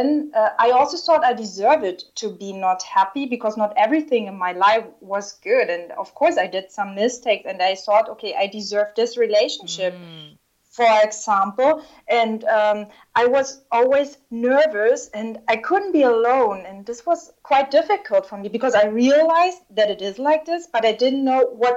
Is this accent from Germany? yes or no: yes; Southern Germany, Germany; moved away as an adult; also born or lived in China / Russia; my hometown in the south of Germany